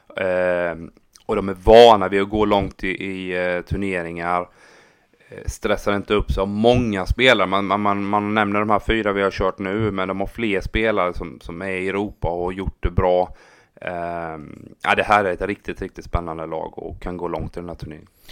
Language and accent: Swedish; Habo, Jönköping County, Sweden; min hemby Habo